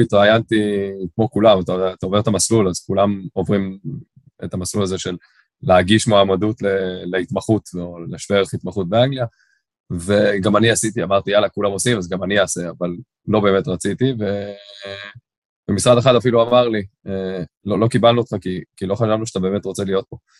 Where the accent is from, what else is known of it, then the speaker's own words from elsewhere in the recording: Tel Aviv, Tel Aviv District, Israel; first language English; Hebrew is a second language; also born or lived in London; גדלתי ברמת אביב